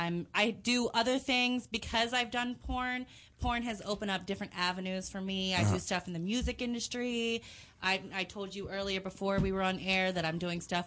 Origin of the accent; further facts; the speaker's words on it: Memphis, Tennessee, United States; also born or lived in Washington, D.C.; Memphis, Tennessee. I'm like Memphis, Tennessee, and I have like a family from like Washington, D.C.